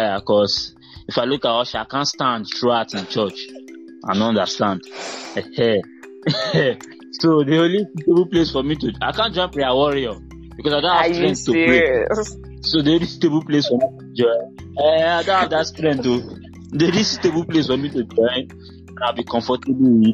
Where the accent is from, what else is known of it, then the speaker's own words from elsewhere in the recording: Agbor, Delta, Nigeria; I grew up in Agbo